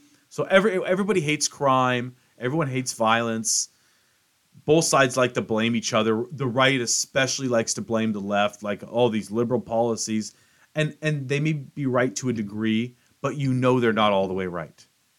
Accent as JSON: {"language": "English", "town": "Renton", "region": "Washington", "country": "United States", "tie": "born or raised there", "said": "my hometown, Renton"}